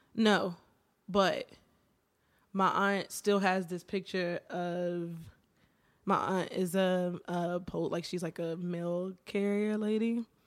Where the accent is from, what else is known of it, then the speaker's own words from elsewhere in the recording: Martinsville, Virginia, United States; I am from Virginia, small town, Martinsville.